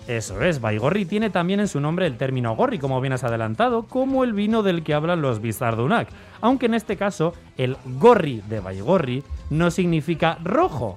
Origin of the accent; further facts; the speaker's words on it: Valle de Trápaga, Basque Country, Spain; mi pueblo, San Ramón Nonato, el Valle de Trápaga